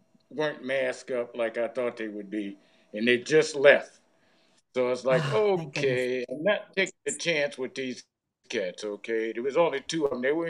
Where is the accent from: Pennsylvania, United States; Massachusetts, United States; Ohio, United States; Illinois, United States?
Ohio, United States; now in Las Vegas, United States; I grew up in Ohio